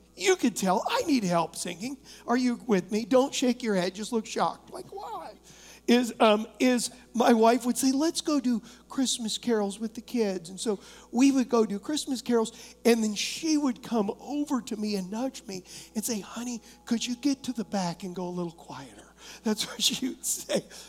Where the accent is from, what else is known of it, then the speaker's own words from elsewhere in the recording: United States; I am an American